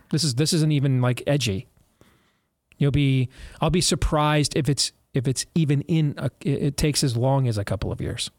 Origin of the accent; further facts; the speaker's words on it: Michigan, United States; we're all from Michigan and our whole family's Michigan fans